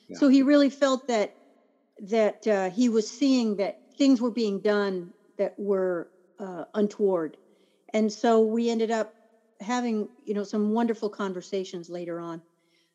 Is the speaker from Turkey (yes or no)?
yes; Turkey; born there; He was a career Army, so I was born in Turkey. He was stationed overseas. We lived there.